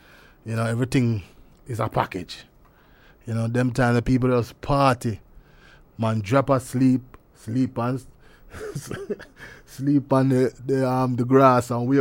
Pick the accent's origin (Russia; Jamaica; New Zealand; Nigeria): Jamaica; Spanish Town, Saint Catherine; also born or lived in St. Mary, Jamaica; I was born in St. Mary. It so happened that my mother go check somebody at St. Mary. I was living in Spanish Town at the time